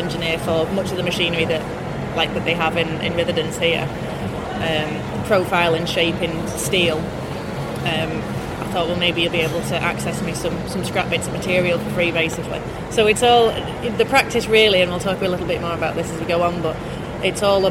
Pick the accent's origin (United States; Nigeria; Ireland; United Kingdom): United Kingdom; St Helens, North West England; I grew up in St Helens because my dad is an engineer, service engineer.